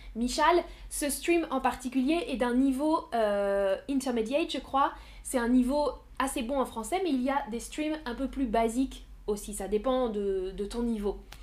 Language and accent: French; Paris suburbs, Île-de-France, France; now in Nantes, France; je suis née à Paris hmm, Oui, je suis née dans la banlieue de Paris. Pas à Paris, mais autour de Paris.